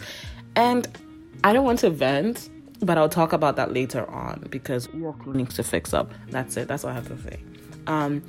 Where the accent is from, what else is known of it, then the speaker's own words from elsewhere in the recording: Ghana; now in Canada; I grew up in Ghana